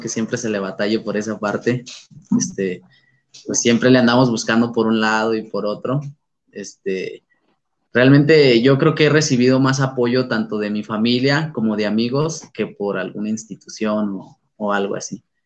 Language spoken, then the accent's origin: Spanish; San Luis Potosí, Mexico; soy originario de San Luis Potosí, la capital